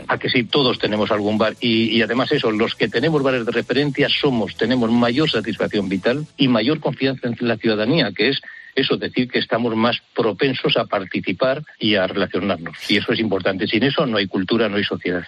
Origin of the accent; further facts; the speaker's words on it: a village in Soria, Castile and León, Spain; en mi pueblo, 760 habitantes, soy un pueblo de Soria